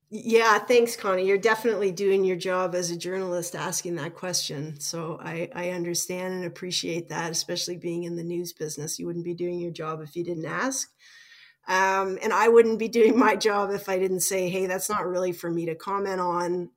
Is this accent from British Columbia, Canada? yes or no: no; Toronto, Ontario, Canada; also born or lived in Regina / Ottawa; I ended up working in Toronto, which is my hometown